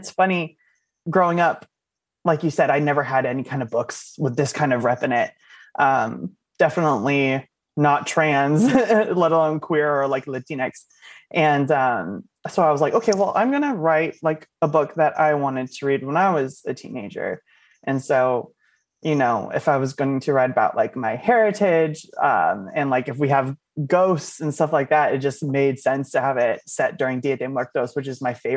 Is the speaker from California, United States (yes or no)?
yes; Oakland, California, United States; I'm from Oakland, California